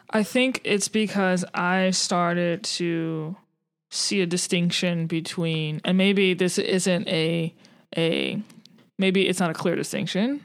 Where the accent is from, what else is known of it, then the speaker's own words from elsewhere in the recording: New Orleans, Louisiana, United States; I'm from New Orleans, so that's, like, home turf